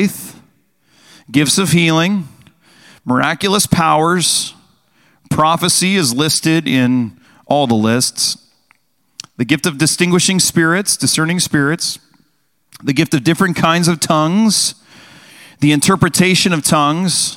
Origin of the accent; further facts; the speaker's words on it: United States; us as Americans